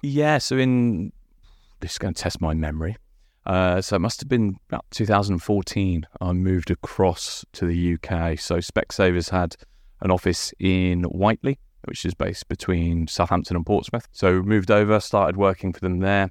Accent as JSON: {"language": "English", "country": "Guernsey", "also_born_or_lived": "Winchester / London", "moved": "as an adult", "said": "I'm from Guernsey."}